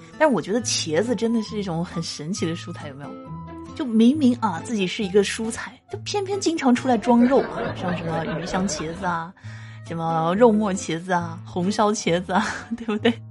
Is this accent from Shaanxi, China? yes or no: no; Guangdong, China; 身为广东人